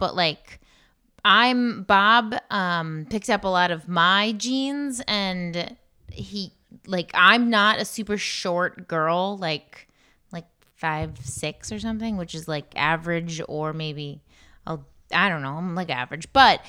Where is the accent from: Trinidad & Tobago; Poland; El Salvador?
Poland; That's my home country.